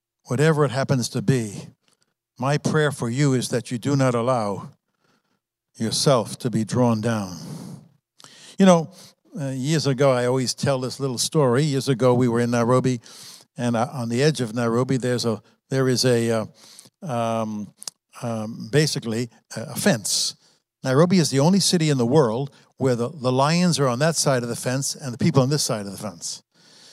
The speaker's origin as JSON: {"language": "English", "region": "New York", "country": "United States", "tie": "born or raised there", "said": "I was raised in New York. I was raised in a Christian family. I was raised in New York"}